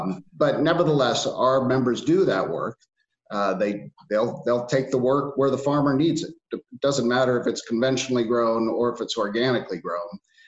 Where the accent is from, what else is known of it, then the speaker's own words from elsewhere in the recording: Bakersfield, California, United States; my family comes from the Central Valley of California. So I was born and raised in Bakersfield. And our farm is in Arvin, California.